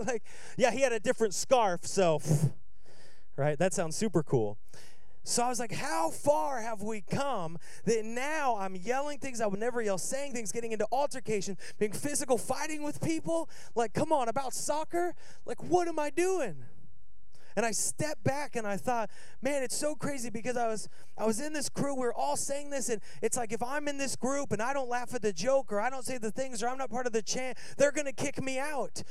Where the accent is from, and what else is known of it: Seattle, Washington, United States